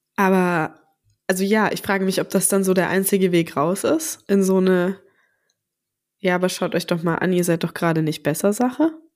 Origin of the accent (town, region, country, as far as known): Southern Germany, Germany